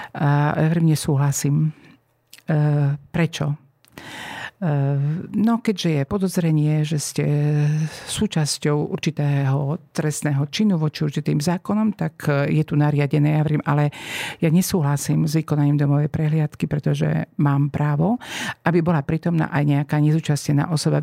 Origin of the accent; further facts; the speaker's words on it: eastern Slovakia, Slovakia; moved away as an adult; also born or lived in Bratislava; Som z východného Slovenska